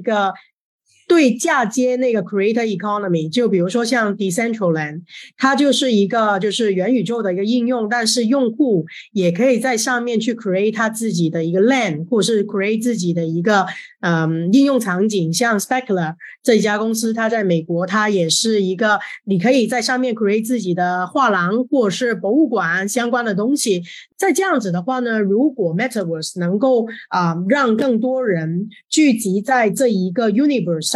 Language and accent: Chinese; Hong Kong; moved away as an adult; now in Shanghai, China; 我是一个香港人，但是是二零零九年就来到了上海